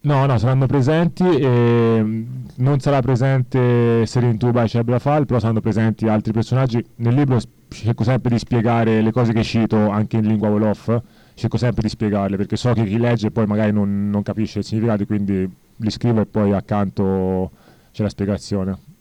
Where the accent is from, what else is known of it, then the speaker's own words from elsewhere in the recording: Senegal; now in Italy; io infatti sono senegalese, però beh, vivo in Italia da ormai 30 anni